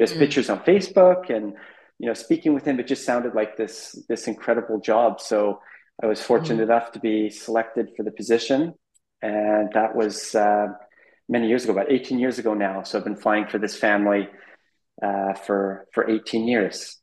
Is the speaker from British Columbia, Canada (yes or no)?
yes; Abbotsford, British Columbia, Canada; born or raised there; moved away as an adult; also born or lived in Amsterdam / Middle East